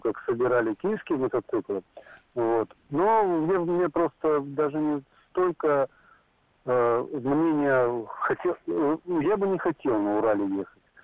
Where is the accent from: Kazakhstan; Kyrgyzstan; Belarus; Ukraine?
Ukraine; Kyiv; now in Nizhny Novgorod, Russia; сам родился и вырос в Киеве